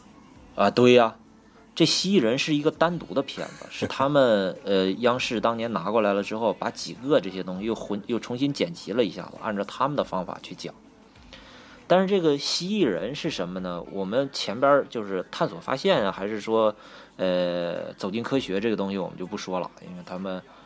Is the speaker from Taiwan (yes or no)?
no; Northeast China, China; accent: Northeastern (Dongbei); 你看我这东北东北口音都出来了